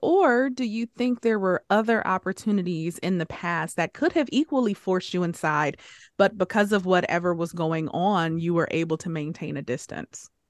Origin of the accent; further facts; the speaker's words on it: Detroit, Michigan, United States; Growing up in Detroit, where everything, everyone around me was black, African-American